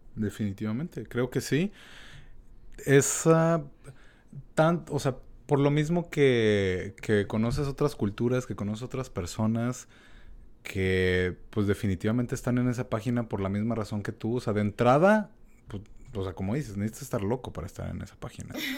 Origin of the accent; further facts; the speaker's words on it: Mexico; uno como mexicano